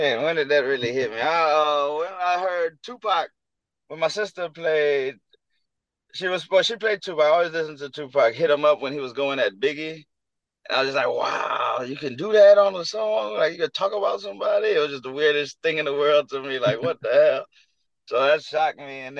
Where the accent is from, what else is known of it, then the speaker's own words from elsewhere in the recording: Houston, Texas, United States; I'm from Houston